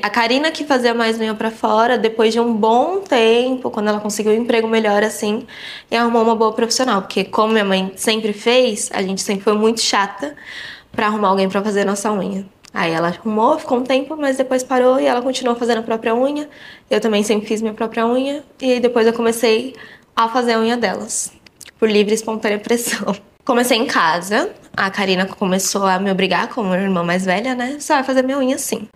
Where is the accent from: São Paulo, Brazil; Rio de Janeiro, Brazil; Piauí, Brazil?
São Paulo, Brazil; Eu nasci no Hospital Saúde, aqui, mas eu morava no Parque Bristol